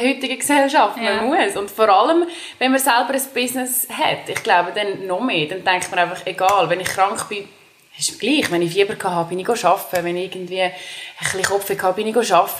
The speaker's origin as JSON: {"language": "German", "town": "Dallenwil", "region": "Nidwalden", "country": "Switzerland", "tie": "born or raised there", "moved": "yes", "said": "ich bin ursprünglich aus Nidwalden. Das ist, ähm, in, also ich bin in Dallewil geboren. Es ist ein kleines Dörfchen in Nidwalden"}